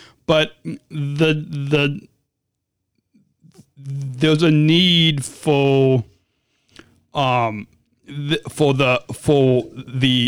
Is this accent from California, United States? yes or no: no; Illinois, United States; I became an athlete leader in my home state of Special Olympics, Illinois